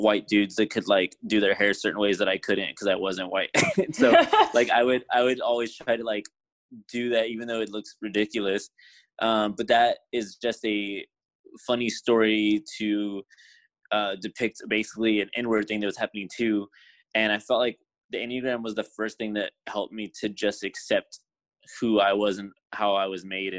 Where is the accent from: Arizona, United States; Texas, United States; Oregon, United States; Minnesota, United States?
Texas, United States; San Antonio; I am from San Antonio, Texas